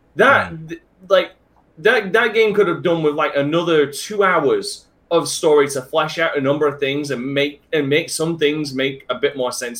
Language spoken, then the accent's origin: English; England, United Kingdom; I hated being English for the last twenty. No, I didn't hate being English